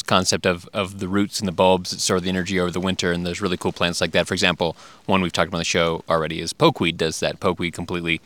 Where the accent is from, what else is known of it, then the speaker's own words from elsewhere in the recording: United States; also born or lived in Texas / California; now in Switzerland; I grew up in Texas and Southern California